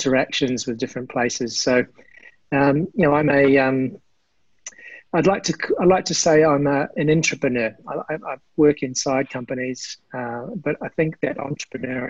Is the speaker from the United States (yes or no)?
no; New Zealand; that's a big part of my DNA, growing up in New Zealand.